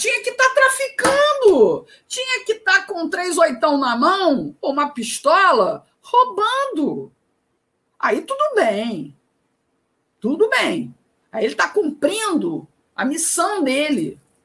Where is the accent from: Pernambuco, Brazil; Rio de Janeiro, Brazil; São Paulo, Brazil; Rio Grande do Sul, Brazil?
Rio de Janeiro, Brazil; moved away as an adult; now in Ceará, Brazil; apesar de morar no Ceará desde 2002, eu sou carioca, fui repórter por 20 anos no Rio de Janeiro